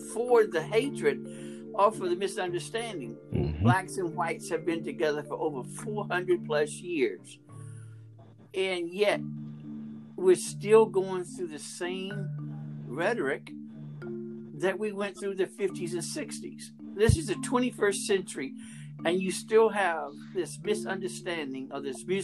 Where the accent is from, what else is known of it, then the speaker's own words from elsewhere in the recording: Montgomery, Alabama, United States; I was raised in Montgomery.